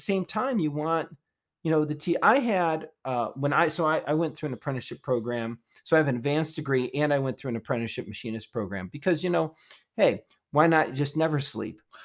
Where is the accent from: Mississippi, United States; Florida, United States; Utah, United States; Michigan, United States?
Michigan, United States; Detroit; moved away; I came from Detroit